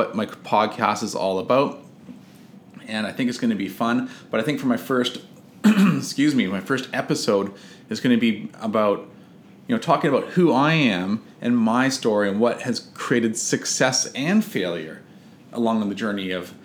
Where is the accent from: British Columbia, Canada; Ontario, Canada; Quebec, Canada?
British Columbia, Canada; West Vancouver; also born or lived in Victoria, British Columbia; I'm from Vancouver, but I was away, you know, on Vancouver Island